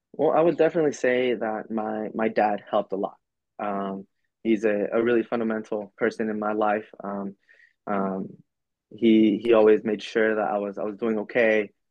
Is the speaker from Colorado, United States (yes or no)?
no; Oklahoma, United States; also born or lived in El Paso, Texas / Mexico (ancestry); now in Virginia, United States; I was born in, in Oklahoma. I was raised in Oklahoma